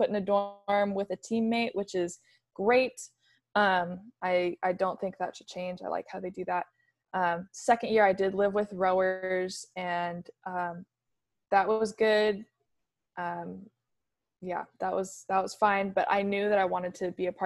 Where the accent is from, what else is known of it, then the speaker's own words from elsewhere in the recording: Kirkland, Washington, United States; I grew up in Kirkland, Kirkland, Washington. So just across the water from UW